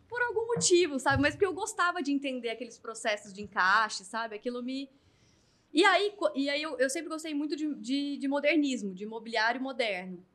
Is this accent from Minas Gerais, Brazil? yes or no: no; Goiânia, Goiás, Brazil; moved away as an adult; now in São Paulo, Brazil; eu sou de Goiânia, né? Então eu vim para São Paulo aos 23, depois de ter me formado em Direito